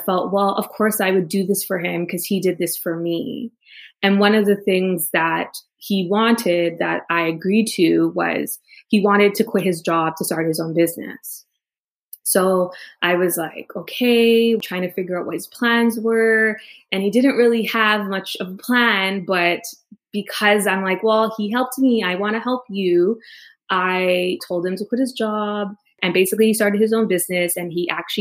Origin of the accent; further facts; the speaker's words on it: Toronto, Ontario, Canada; moved away as an adult; also born or lived in Trinidad; I was born in Toronto, Canada, both my parents are from Trinidad.